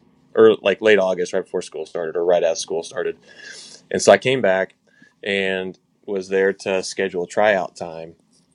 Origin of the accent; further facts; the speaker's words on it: Osage City, Kansas, United States; moved away as an adult; I grew up in Osage City, Kansas